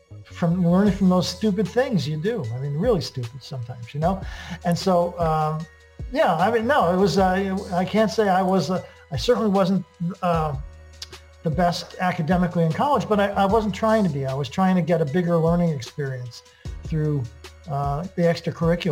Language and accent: English; Connecticut, United States; also born or lived in Brooklyn, New York / Italy (ancestry); I was born in Brooklyn and we moved ultimately to Connecticut